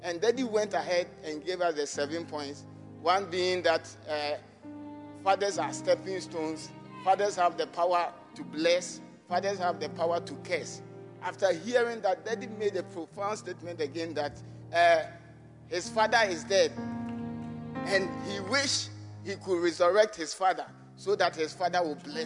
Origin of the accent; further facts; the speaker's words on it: Amanokrom, Eastern Region, Ghana; I'm from Amanokrom constituency